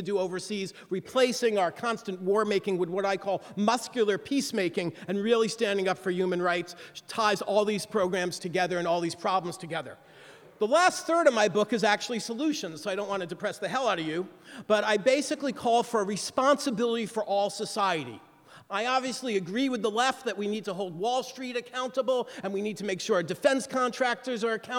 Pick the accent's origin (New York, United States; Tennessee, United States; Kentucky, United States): New York, United States; I used to speak quickly because I'm from New York, but because I've been in the South on this book tour, I've slowed down